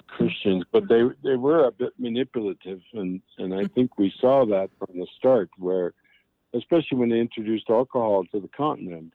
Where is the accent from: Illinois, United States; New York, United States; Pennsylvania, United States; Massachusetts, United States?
New York, United States; Buffalo; moved away; also born or lived in Niagara Falls; growing up in Niagara Falls and Buffalo in the school system